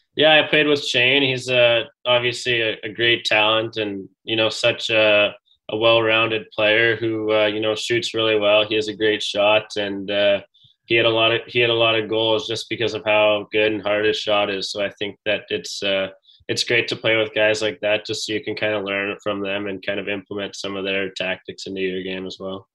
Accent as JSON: {"language": "English", "town": "Edmonton", "region": "Alberta", "country": "Canada", "tie": "born or raised there", "said": "growing up in Edmonton, I got a chance to watch uh, the Oil Kings"}